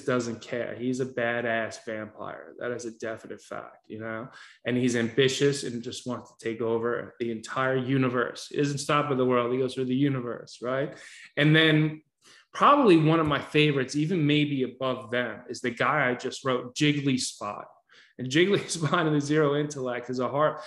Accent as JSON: {"language": "English", "area": "Westchester County", "region": "New York", "country": "United States", "tie": "born or raised there", "also_born_or_lived": "Sleepy Hollow, New York", "said": "I grew up in Westchester County, New York"}